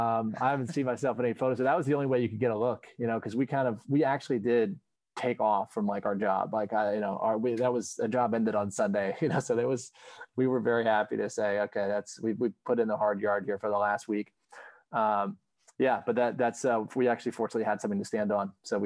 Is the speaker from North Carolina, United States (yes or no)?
yes; Sanford, North Carolina, United States; also born or lived in Battle Creek, Michigan; So, I grew up, I was born in Battle Creek, Michigan, but, soon after, I landed on planet Earth, I was, my parents moved to Sanford, North Carolina, which is pretty near Pinehurst.